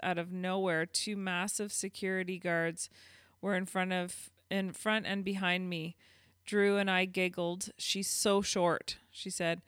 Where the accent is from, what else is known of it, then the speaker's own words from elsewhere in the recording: Canada; accent: Canadian; I am very Canadian